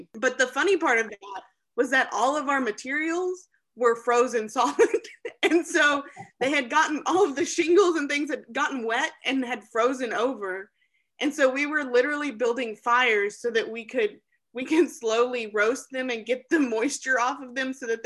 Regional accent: Benton, Arkansas, United States; I am a native Arkansan, first of all. And actually, I grew up in Benton, and I am currently living back in Benton

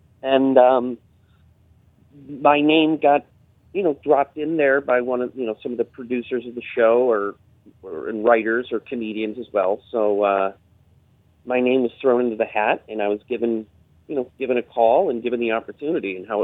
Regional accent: Berkshires, Massachusetts, United States; moved away; also born or lived in Manhattan, New York; my hometown

